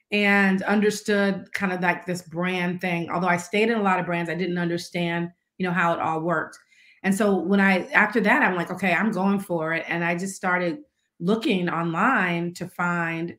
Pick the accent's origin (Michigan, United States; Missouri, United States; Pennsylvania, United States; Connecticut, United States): Missouri, United States; St. Louis; moved away; also born or lived in Washington, District of Columbia, United States; I was from St. Louis, but I didn't live there